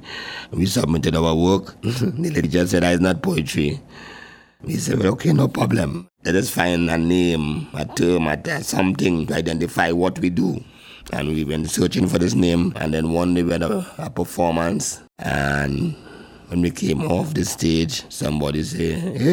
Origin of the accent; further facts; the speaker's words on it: Port of Spain, Trinidad & Tobago; I grew up in Quarry Street, East Dry River, Lavantil